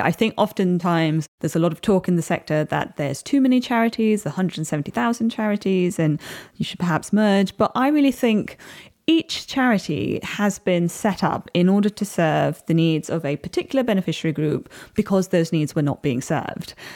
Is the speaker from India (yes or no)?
yes; Chennai, Tamil Nadu, India; moved away; I grew up in India, and although it was in the big city of Chennai